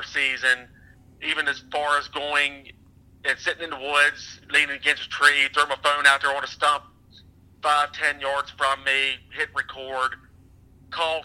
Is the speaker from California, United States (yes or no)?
no; Bedford, Pennsylvania, United States; I'm from South Central. It's Bedford, Pennsylvania, and that's where I hunt at.